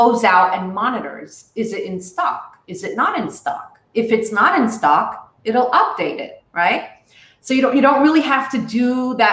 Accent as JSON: {"language": "English", "town": "New York City", "region": "New York", "country": "United States", "tie": "born or raised there", "moved": "as an adult", "lives_now": "Israel", "said": "I grew up in New York, part in Brooklyn. Sometimes I was in Manhattan. So I'm a real New Yorker"}